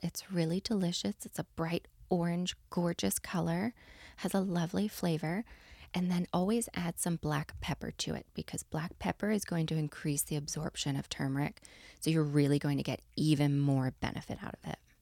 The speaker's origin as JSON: {"language": "English", "region": "East Coast", "country": "United States", "moved": "yes", "said": "I'm from the East Coast"}